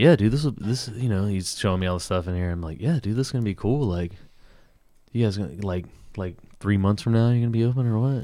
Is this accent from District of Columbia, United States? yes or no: no; Tupelo, Mississippi, United States; moved away; I grew up in Tupelo, Mississippi